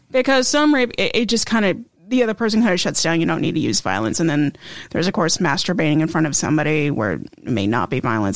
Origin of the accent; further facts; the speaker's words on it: Idaho, United States; I am from Idaho